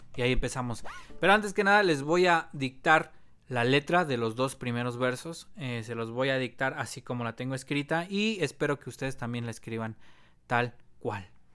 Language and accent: Spanish; Mexico; somos mexicanos